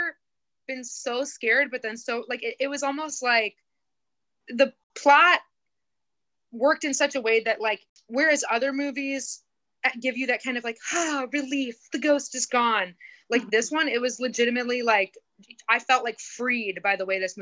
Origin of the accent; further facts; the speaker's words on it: Indiana, United States; I grew up in Indiana